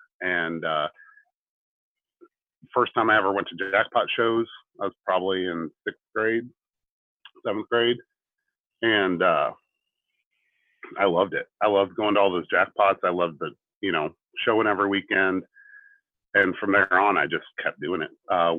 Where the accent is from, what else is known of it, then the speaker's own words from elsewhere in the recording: Delaware, Ohio, United States; also born or lived in Georgetown, Kentucky; I'm from Ohio, Delaware, Ohio.